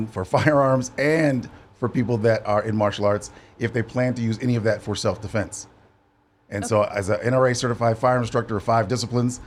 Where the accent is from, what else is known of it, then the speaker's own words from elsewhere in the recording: Ann Arbor, Michigan, United States; I'm from Ann Arbor, which is a college town where University of Michigan is